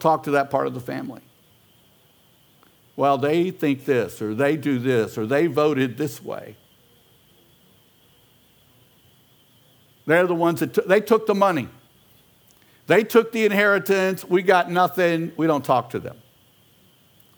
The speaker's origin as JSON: {"language": "English", "town": "Houston", "region": "Texas", "country": "United States", "said": "I'm an American, I'm a Houstonian"}